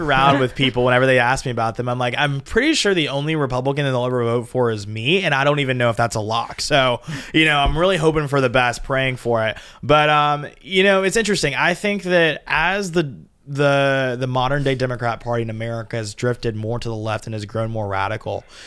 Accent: Georgia, United States; I'm from Georgia.

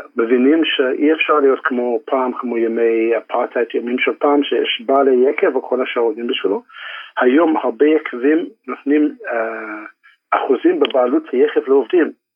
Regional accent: South Africa; now in Israel; שנולדתי שם ואני בא משם

